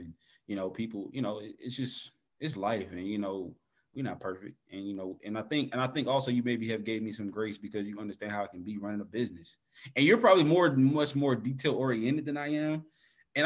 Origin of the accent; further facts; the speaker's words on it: the South, United States; We down south